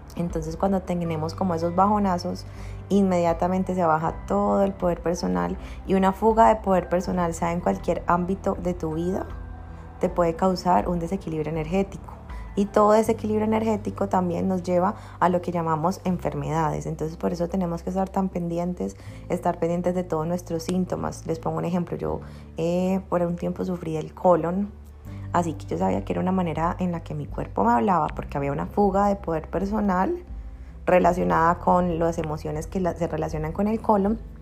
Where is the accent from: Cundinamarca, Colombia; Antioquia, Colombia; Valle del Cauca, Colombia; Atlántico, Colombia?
Valle del Cauca, Colombia; Cali; also born or lived in Bogotá; soy de Cali, de Colombia. Eh, ¿Qué más les cuento? No, pues nací acá y he vivido toda mi vida acá